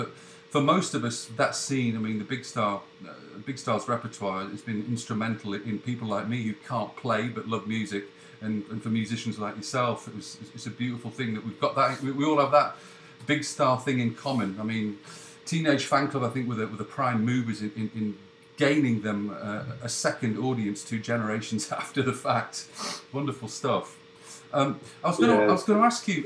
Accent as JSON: {"language": "English", "country": "United Kingdom", "said": "Being British"}